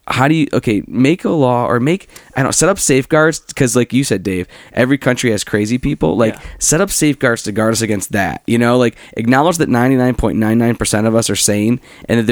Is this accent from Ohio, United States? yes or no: yes; Cleveland, Ohio, United States; I'm from Cleveland